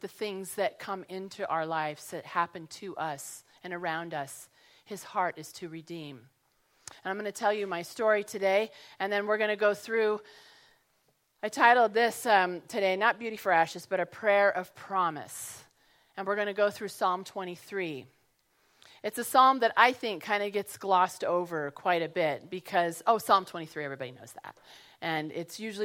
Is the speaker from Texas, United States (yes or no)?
no; Colorado, United States; moved away as an adult; also born or lived in San Jose, California; I grew up in Colorado